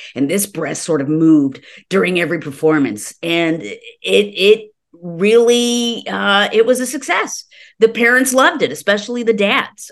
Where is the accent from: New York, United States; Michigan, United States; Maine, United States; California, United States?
California, United States; Los Angeles; I was born and raised in Los Angeles